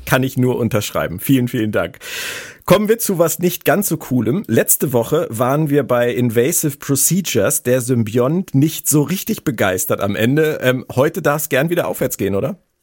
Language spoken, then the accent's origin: German; Berlin, Germany; aus meiner Heimat Berlin